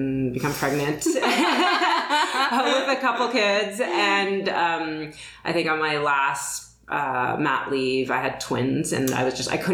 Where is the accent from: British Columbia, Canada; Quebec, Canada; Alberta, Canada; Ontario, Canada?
Ontario, Canada; Toronto; also born or lived in London, England / Montreal; But moved here when I was a kid